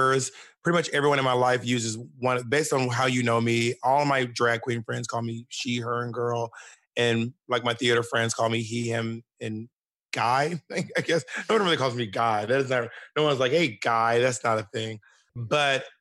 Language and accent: English; Columbus, Georgia, United States; moved away as an adult; also born or lived in Alabama / Mississippi / New York City; I was born in Columbus, Georgia. I was raised in Georgia, Alabama, and Mississippi, but mostly in Georgia